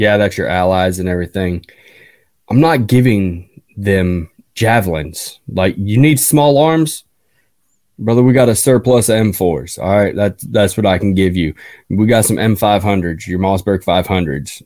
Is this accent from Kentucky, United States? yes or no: no; Newport, Vermont, United States; my hometown in Newport, Vermont